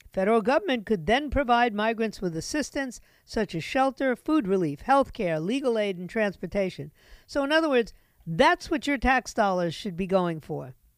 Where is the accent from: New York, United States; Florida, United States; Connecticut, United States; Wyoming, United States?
New York, United States; New York City; moved away; New York City, my hometown